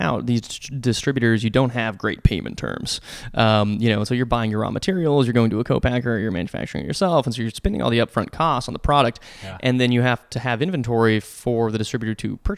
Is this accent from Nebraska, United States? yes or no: yes; Nebraska, United States; moved away; I'm from Nebraska